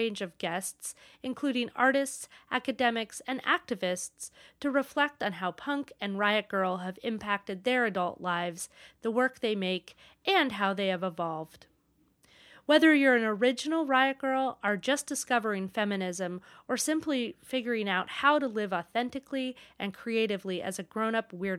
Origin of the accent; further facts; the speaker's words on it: Maine, United States; moved away as an adult; also born or lived in Portland, Oregon / New York City; growing up in Maine